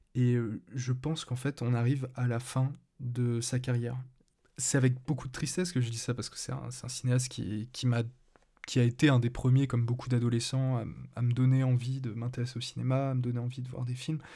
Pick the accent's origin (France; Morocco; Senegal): France; je suis français